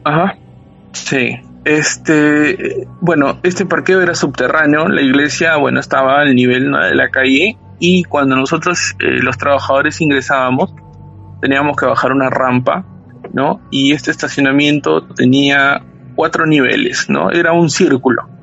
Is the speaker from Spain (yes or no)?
no; Peru; now in Lima, Peru; aquí en, en Lima